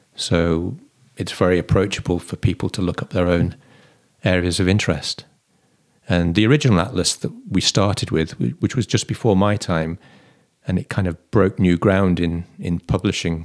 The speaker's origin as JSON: {"language": "English", "town": "Stafford", "region": "West Midlands", "country": "United Kingdom", "tie": "born or raised there", "moved": "as an adult", "lives_now": "Cork, Ireland", "said": "my hometown of Stafford"}